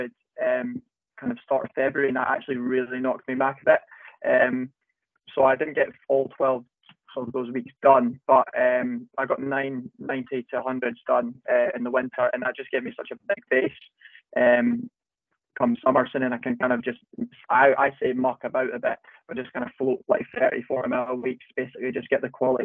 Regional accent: Dollar, Scotland, United Kingdom; the town that I grew up in Dollar.

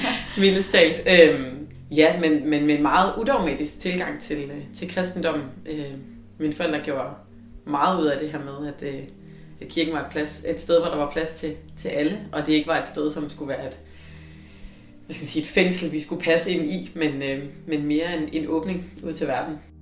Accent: Løgumkloster, Southern Denmark, Denmark; jeg voksede op i Sønderjylland, i Løgum Kloster

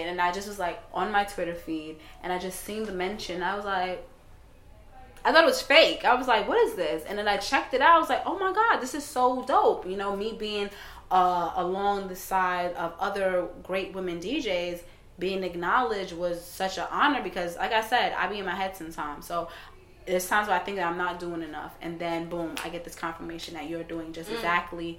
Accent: New York, United States; also born or lived in Brooklyn / Caribbean; I'm from New York

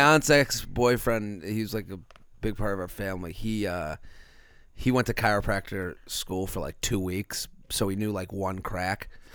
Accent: Boston, Massachusetts, United States; moved away; back in Boston, where I'm from

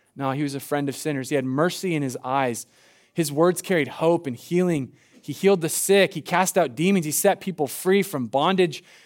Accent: Medford, Oregon, United States; I'm from Southern Oregon. I'm from Medford

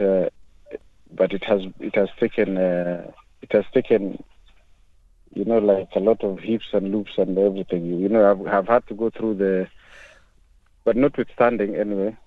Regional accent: Kenya; now in United Kingdom; I am a black African. I'm a Kenyan uh, originally

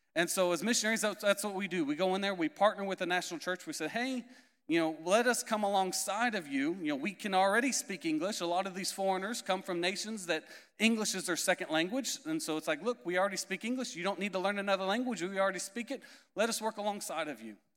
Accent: Indiana, United States; moved away; also born or lived in Florida / Canary Islands; I'm originally from Indiana, if you couldn't tell by my accent, not from Florida originally

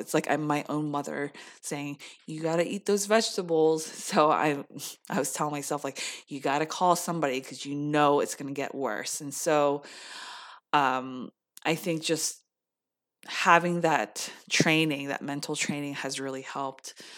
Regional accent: United States; being Korean American

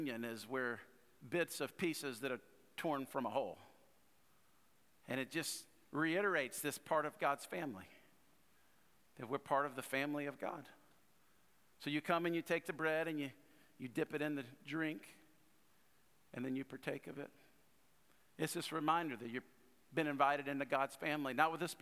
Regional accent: North Louisiana, United States; I was born in South Louisiana, but raised in North Louisiana

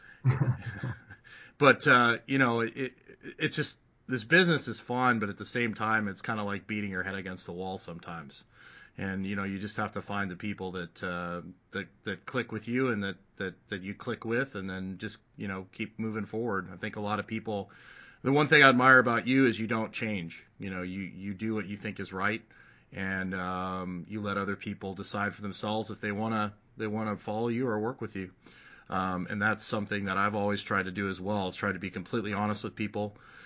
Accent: Canada; I remember growing up in Canada, doing gymnastics and springboard and climbing ropes

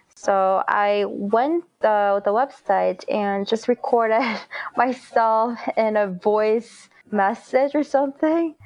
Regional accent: South Korea; moved away as an adult; now in United States; I was born and raised in Korea before college.

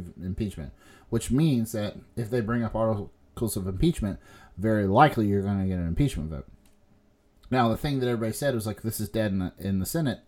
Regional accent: United States

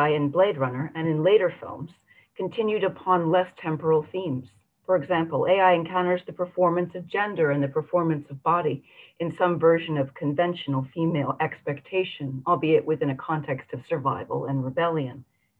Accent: San Francisco, California, United States; the one filmed in my hometown of San Francisco.

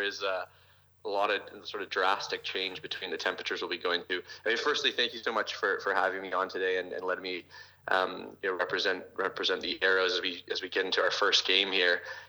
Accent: Toronto, Ontario, Canada; born or raised there

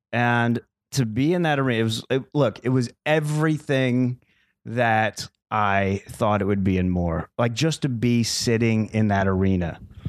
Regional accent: Arizona, United States; born or raised there

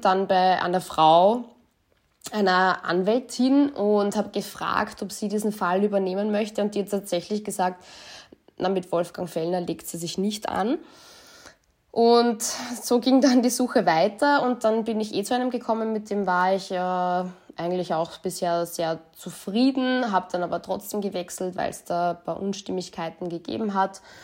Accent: Linz, Upper Austria, Austria; now in Vienna, Austria; gebürtige Linzerin, lebe jetzt in Wien

